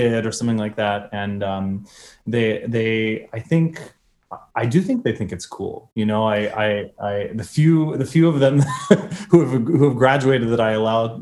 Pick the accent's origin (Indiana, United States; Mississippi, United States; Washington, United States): Indiana, United States; Indianapolis; moved away; I'm from Indianapolis, Indiana